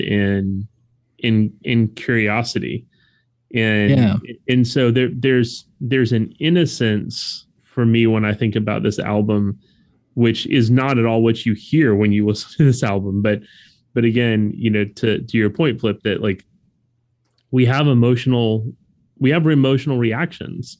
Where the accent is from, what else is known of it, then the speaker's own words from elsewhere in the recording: South Florida, United States; as a white kid growing up in South Florida